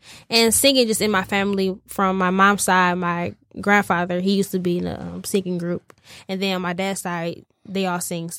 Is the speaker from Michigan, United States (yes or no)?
yes; Romulus, Michigan, United States; also born or lived in Detroit; I was born in Detroit, but I was raised in Romulus.